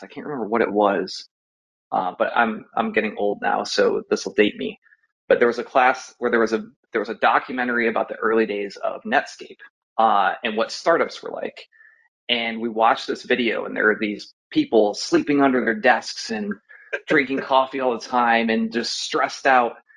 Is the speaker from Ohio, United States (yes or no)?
yes; Maumee, Ohio, United States; also born or lived in Columbus, Ohio; grew up uh, in Ohio, actually, outside of Toledo, a small su- suburb called Maumee